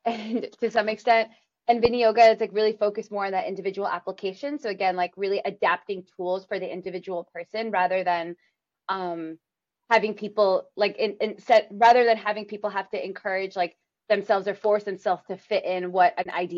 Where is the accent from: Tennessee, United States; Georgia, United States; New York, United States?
New York, United States; New York City; we grew up in New York City where they raised us